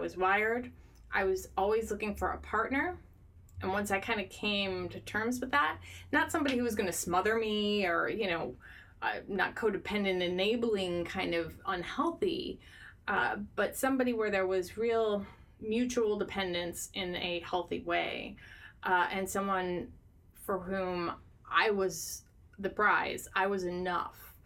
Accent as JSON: {"language": "English", "region": "Midwest", "country": "United States", "said": "I'm a Midwesterner."}